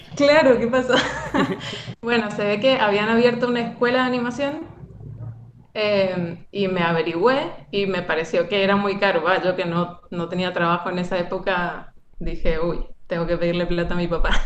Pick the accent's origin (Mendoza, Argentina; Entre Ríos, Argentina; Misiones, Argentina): Mendoza, Argentina; yo soy de Mendoza